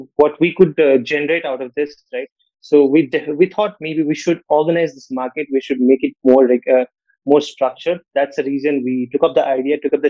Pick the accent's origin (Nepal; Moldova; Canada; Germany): Nepal; now in India; I come from a different country. I come from Nepal